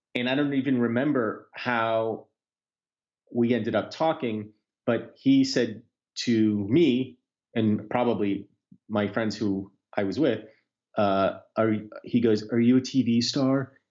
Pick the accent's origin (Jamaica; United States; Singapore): United States; as an American, but also as a Jew